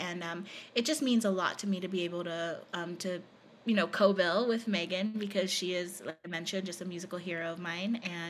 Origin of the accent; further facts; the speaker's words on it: Philippines; So he had been to the island where I grew up in the Philippines.